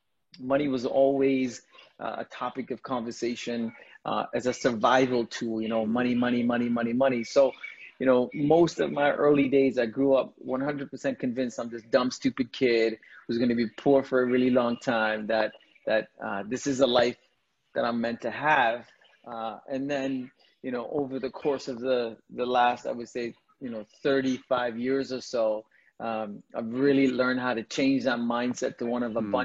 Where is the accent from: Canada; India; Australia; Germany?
India; moved away; I'm an immigrant. I was born in India to a very large family.